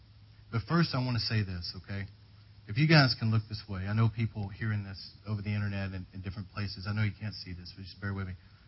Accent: United Kingdom; Because I am British, I served in the British Army as a medical orderly

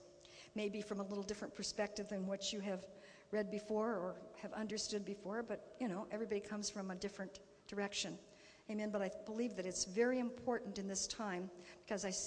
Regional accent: California, United States; moved away; we're from California, and so there's plenty of weirdos there

